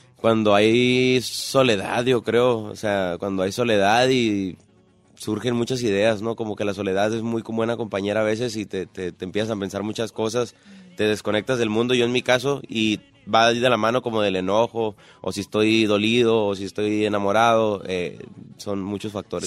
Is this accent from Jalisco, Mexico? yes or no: no; Tijuana, Baja California, Mexico; also born or lived in Sinaloa / San Luis Río Colorado, Sonora; lo que es Tijuana, que fue un lugar que me vio crecer durante muchos años, 12 años durante Tijuana, luego 8 en San Luis Río Colorado, Sonora, este, es como los lugares donde más he estado. Nací en Sinaloa.